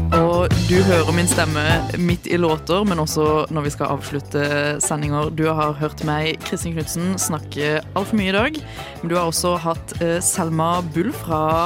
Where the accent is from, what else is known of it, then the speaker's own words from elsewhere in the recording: Sørlandet, Norway; som sørlending